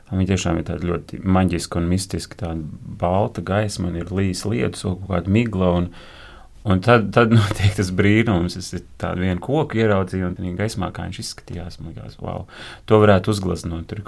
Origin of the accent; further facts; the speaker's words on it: Uzvara, Bauska Municipality, Latvia; Es esmu no Bauskas puses, no ciemata uzvara, kas bija kādreiz kolhos uzvara, slavens kolhos. Ciemata centrā bija būrs ar diviem lāčiem.